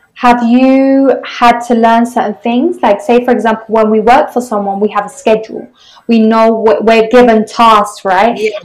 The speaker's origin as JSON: {"language": "English", "region": "England", "country": "United Kingdom", "said": "I'm from England."}